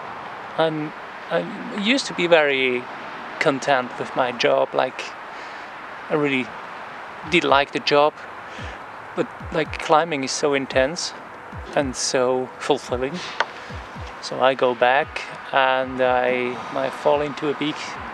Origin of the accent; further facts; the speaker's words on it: Switzerland; moved away; I'm coming from Switzerland